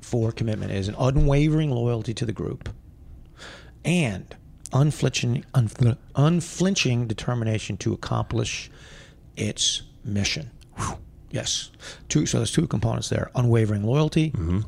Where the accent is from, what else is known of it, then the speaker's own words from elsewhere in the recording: United States; I am an American, which I am